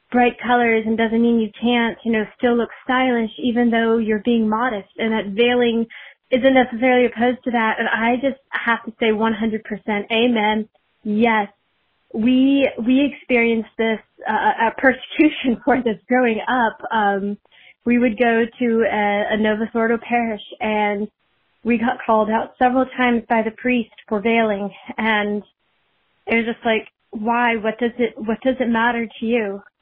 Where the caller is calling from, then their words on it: Michigan, United States; I'm calling from Michigan